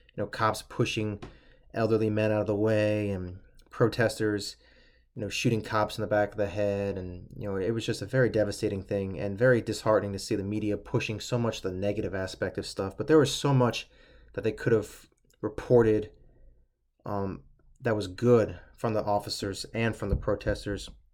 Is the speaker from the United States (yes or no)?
yes; Pennsylvania, United States; I'm, I'm from Pennsylvania.